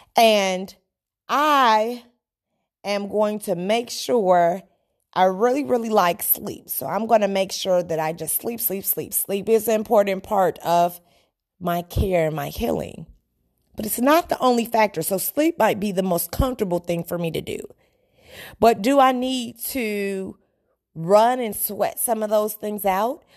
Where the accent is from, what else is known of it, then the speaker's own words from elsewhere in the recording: Chicago, Illinois, United States; I'm a Chicagoan in the United States